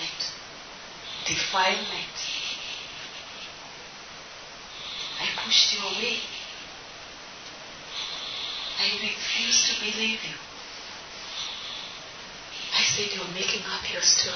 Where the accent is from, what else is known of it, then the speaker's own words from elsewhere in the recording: Kenya; I stand here as a Kenyan